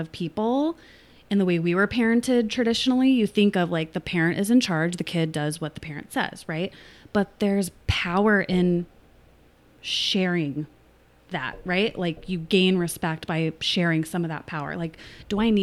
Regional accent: Costa Mesa, California, United States; also born or lived in Long Beach; Grew up locally

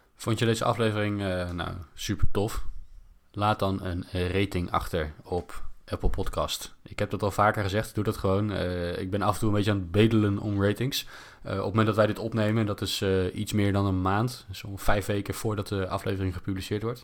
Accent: Netherlands; als Nederlanders

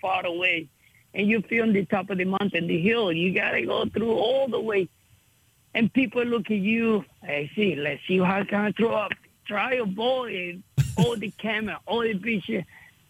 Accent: Venezuela; now in United States; I'm from Venezuela

